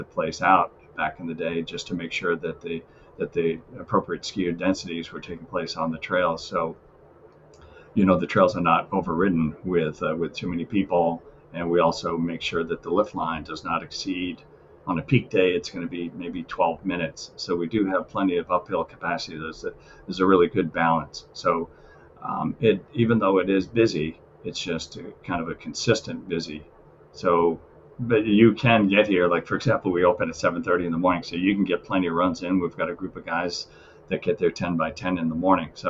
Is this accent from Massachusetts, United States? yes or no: yes; Worcester, Massachusetts, United States; we grew up in Worcester